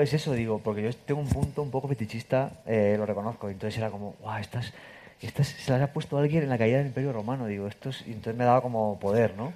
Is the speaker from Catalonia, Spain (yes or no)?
no; Castilla-La Mancha, Spain; yo si soy manchego